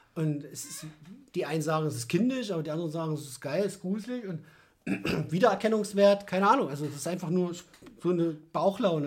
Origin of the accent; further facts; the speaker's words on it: Naumburg, Saxony-Anhalt, Germany; moved away as an adult; now in Leipzig, Germany; Ich komme oder kam aus Sachsen-Anhalt, aus Naumburg, bin 2010 hierher gezogen